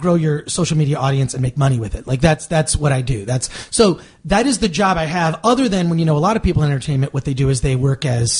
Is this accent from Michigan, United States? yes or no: yes; Michigan, United States; now in Los Angeles, United States; I'm from the Midwest.